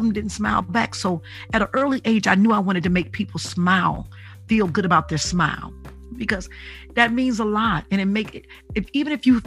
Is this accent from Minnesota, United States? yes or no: no; Detroit, Michigan, United States; I'm from Detroit